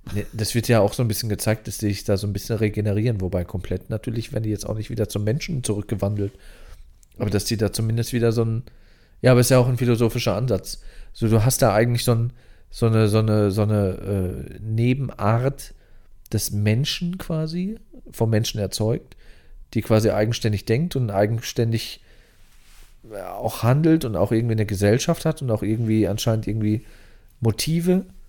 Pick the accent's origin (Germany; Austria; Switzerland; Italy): Germany; near Lingen, North Rhine-Westphalia; moved away; bei mir in der Nähe von der Heimat, so 20, 30 Kilometer entfernt, nördlich in Niedersachsen. Ich komme ja noch aus NRW